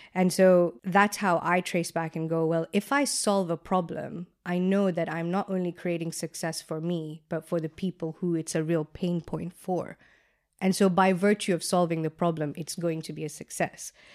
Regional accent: Kenya; moved away as an adult; now in London, United Kingdom; growing up in Kenya

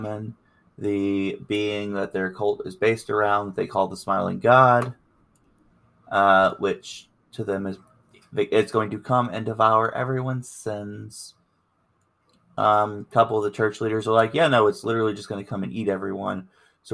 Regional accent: America's Bible Belt, the South, United States; I grew up Southern Baptist in America's Bible Belt

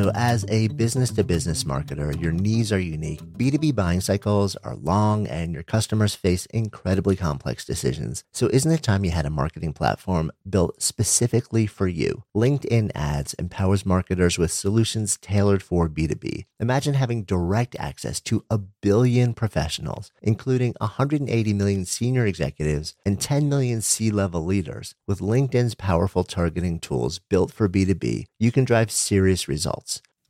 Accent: New York, United States; I grew up just outside of New York City, and I've been in New York City for basically my entire adult life.

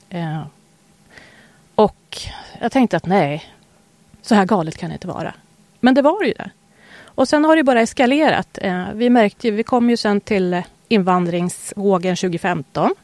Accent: Sweden; född i Sverige

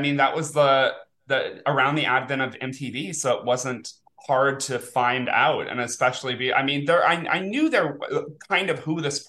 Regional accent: New Orleans, Louisiana, United States; moved away as an adult; also born or lived in Lafayette, Louisiana / San Francisco Bay Area, California; And born and raised. And then I lived in Lafayette, Louisiana for about 10 years. And then the Bay Area for a while until pandemic. And then back to New Orleans

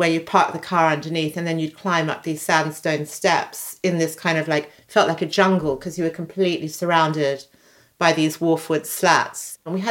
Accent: Sydney, New South Wales, Australia; now in London, United Kingdom; I grew up in Sydney

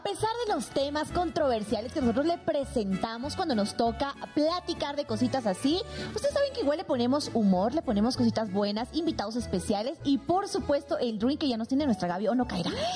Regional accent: Sucre, Chuquisaca, Bolivia; now in Mexico; en mi Sucre natal, o sea, donde yo nací, que es la capital de Bolivia histórica

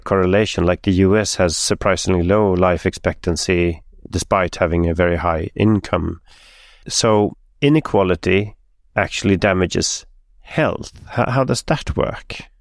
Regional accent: Stockholm, Stockholm County, Sweden; My hometown, Stockholm

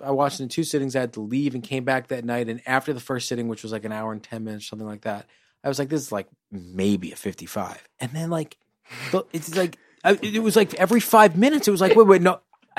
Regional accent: New York, United States; I am from New York, but we don't have an encyclopedic knowledge of bridges.

